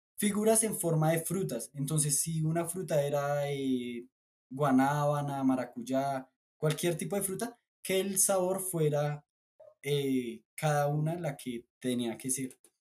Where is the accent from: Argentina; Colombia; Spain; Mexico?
Colombia; also born or lived in Bolivia; les decimos acá en Colombia